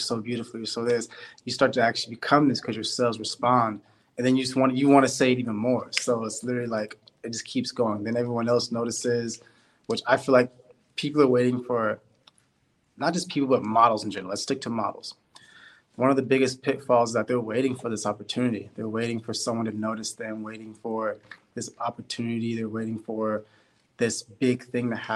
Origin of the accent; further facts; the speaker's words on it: Sacramento, California, United States; my hometown, Sacramento